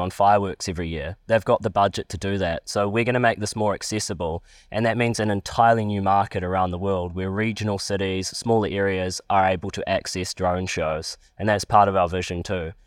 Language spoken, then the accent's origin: English; Palmerston North, Manawatū-Whanganui, New Zealand; I'm from Palmerston North.